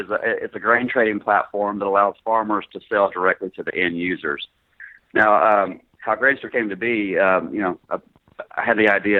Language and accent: English; Greenville, Mississippi, United States; moved away as an adult; also born or lived in Paragould, Arkansas / San Antonio, Texas / Little Rock, Arkansas; So I actually grew up in Greenville, graduated high school, and went to college there in Mississippi. And then moved to San Antonio for a little while, and then moved back to Little Rock.